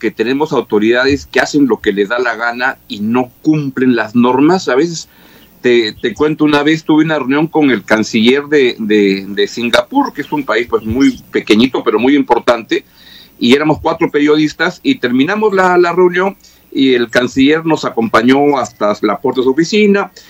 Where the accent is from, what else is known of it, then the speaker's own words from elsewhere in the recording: Peru; Somos los peruanos muy diferentes a, ciudadanos de otros países.